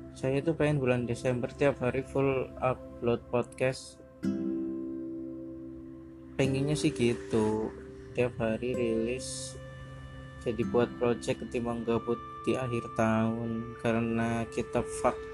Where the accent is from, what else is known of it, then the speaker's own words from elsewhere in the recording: Purwokerto, Central Java, Indonesia; kalau balik ke Cilacap juga saya dari Purwokerto suka ngomong sendiri di atas motor gitu